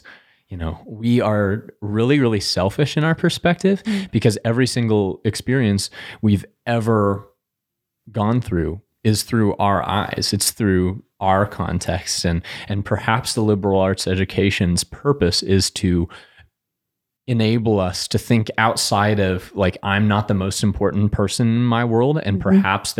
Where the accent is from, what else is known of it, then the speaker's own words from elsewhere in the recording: Denver, Colorado, United States; now in Hays, United States; I'm from Denver. Yes. It's amazing there. My parents still live there. My sister still lives there as well. But I still cling to that Coloradan identity, even though I've been in Hayes almost 10 years now.